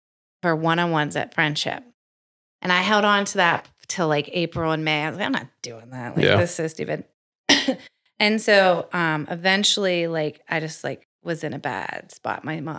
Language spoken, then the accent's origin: English; Pittsburgh, Pennsylvania, United States; moved away as an adult; also born or lived in Baltimore; So I'm from Pittsburgh.